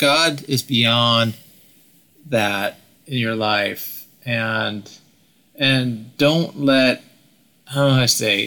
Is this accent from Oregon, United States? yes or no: yes; Oregon, United States; I grew up in Oregon